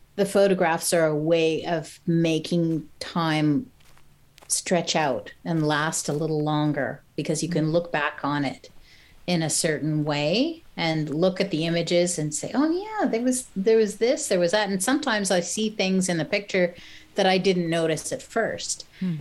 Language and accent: English; Montreal, Quebec, Canada; I'm from Montreal. We'd walk down Sherbrooke Street and go and check out the galleries